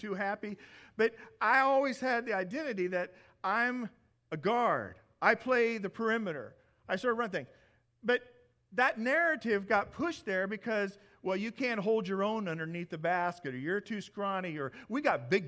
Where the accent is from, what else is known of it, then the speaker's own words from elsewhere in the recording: Midwest, United States; moved away; I come from the Midwest